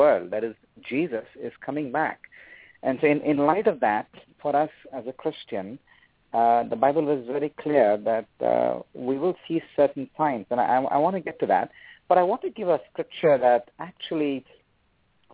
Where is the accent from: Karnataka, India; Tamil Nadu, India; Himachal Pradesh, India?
Karnataka, India; Bangalore; moved away; I was born and raised in India, in the southern part of the country, city called Bangalore.